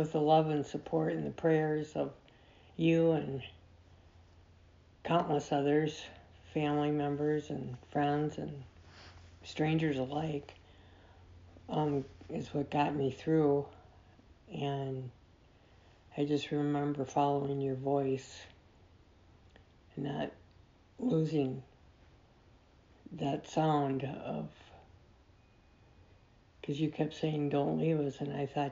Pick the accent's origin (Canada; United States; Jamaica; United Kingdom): United Kingdom; Scotland; Because I am Scottish